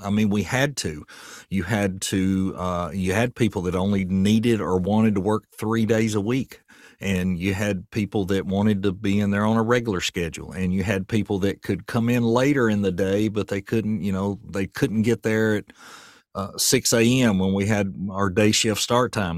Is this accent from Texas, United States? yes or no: no; Murfreesboro, Tennessee, United States; moved away as an adult; also born or lived in White House, Tennessee; now in Portland, United States; I'm from Murfreesboro, and when I go back home, I just feel lost. It's not the same place it was when I was a kid.